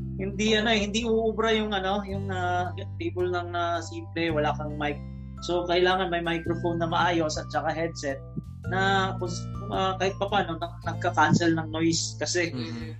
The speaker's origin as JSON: {"language": "Tagalog", "town": "Davao City", "region": "Davao Region", "country": "Philippines", "moved": "yes", "lives_now": "Luzon, Philippines", "said": "I'm from Davao, which is Mindanao"}